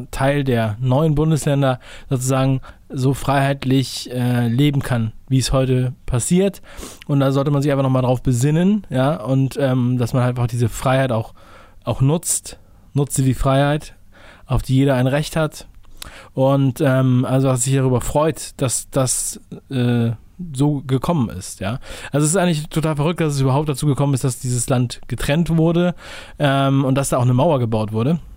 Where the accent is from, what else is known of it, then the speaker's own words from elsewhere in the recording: Berlin, Germany; Ich bin mal ein Berliner gewesen. Ne? Ich bin da geboren, aufgewachsen, Prenzlberg. Das war meine Gegend. Direkt an der Prenzlauer Allee.